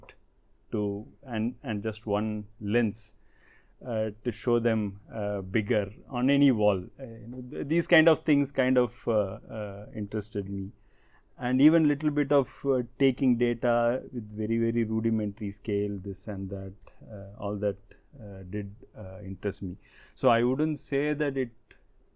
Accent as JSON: {"language": "English", "town": "Chennai", "region": "Tamil Nadu", "country": "India", "tie": "born or raised there", "moved": "yes", "lives_now": "Pune, India", "said": "The place where I was born and brought up in Chennai, it's in North Madras, one of the most congested localities of Chennai"}